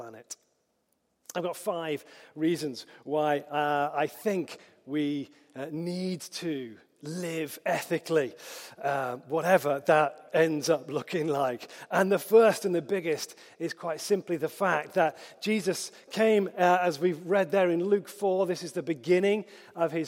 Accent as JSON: {"language": "English", "town": "Hoylake", "region": "North West England", "country": "United Kingdom", "tie": "born or raised there", "accent": "Scouse", "said": "I grew up on the Wirral in Merseyside, in Hoylake"}